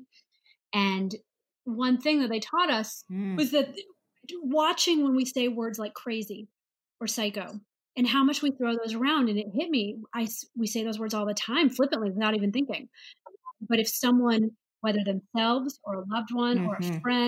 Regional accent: St. Louis, Missouri, United States; moved away as an adult; also born or lived in Ohio; I grew up in St. Louis, Missouri

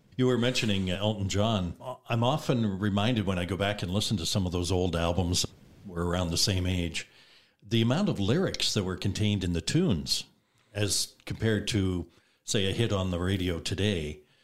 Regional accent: the East, Eastern Canada, Canada; moved away; I'm from the East, so everybody gets four names

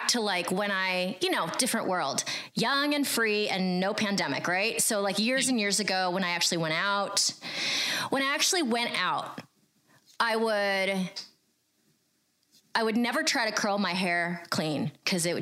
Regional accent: United States; I grew up in America

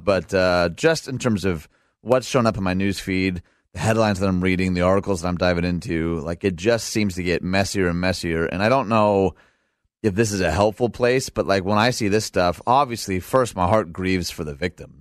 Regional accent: outside Detroit, Michigan, United States; now in Naperville, United States; I was raised outside Detroit

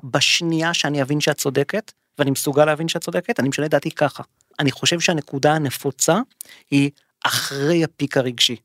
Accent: Israel

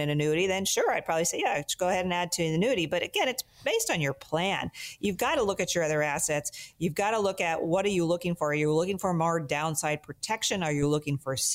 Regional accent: Sacramento, California, United States; I grew up playing tennis in the Sacramento, Northern California area

